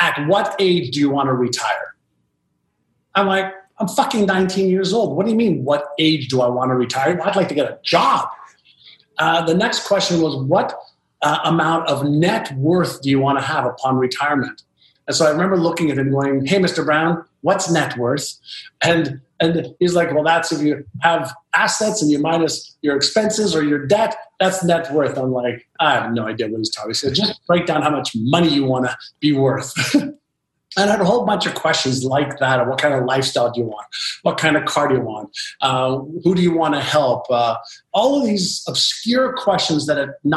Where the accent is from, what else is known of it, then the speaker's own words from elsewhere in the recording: Montreal, Quebec, Canada; first language Hebrew; English is a second language; also born or lived in Israel; I moved from Israel to Montreal, Canada, I was just learning the Hebrew language as a 5-year-old